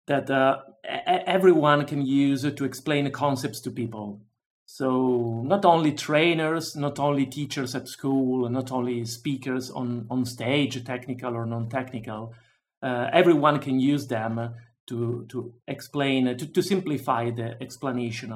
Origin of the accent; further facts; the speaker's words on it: Milan, Lombardy, Italy; moved away as an adult; also born or lived in London, United Kingdom; I decided to move back to my home country, and now I'm here in Italy, in Milano, my hometown.